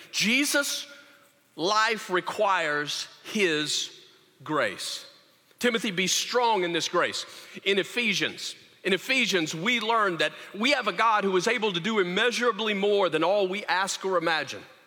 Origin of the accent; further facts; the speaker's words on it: Louisiana, United States; I said, Louisiana